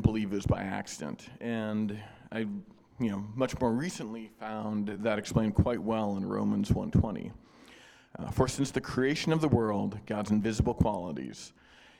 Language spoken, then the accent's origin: English; north central Connecticut, United States; now in New Hampshire, United States; I grew up in central North Connecticut